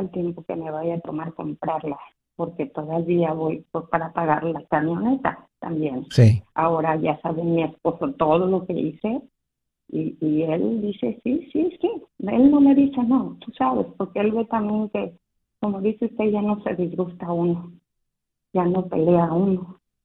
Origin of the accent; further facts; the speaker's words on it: Mexico City, Mexico; moved away; Estoy de la Ciudad de México.